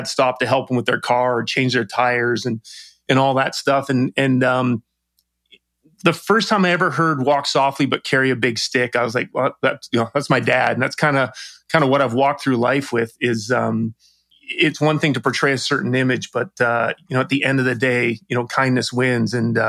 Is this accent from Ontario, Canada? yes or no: no; British Columbia, Canada; It was just something you do as a Canadian. And, it was very interesting, right? You don't, Vancouver Island is very obviously isolated.